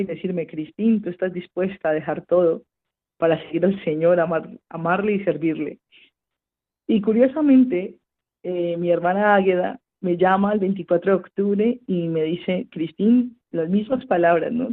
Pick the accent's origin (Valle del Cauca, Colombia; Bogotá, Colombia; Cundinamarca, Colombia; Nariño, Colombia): Valle del Cauca, Colombia; Cali; moved away as an adult; nací en Santiago de Cali, al sur occidente de mi país, Colombia, en el año 1992